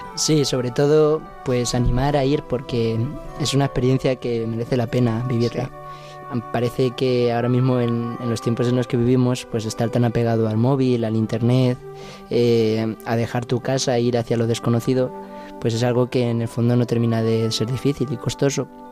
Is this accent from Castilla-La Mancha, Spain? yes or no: yes; Casasimarro, Castilla-La Mancha, Spain; Soy de Casasimarro, un pueblo de Cuenca